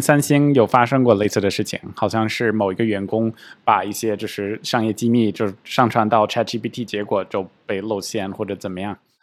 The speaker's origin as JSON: {"language": "Chinese", "country": "United States", "said": "作为一个美国人"}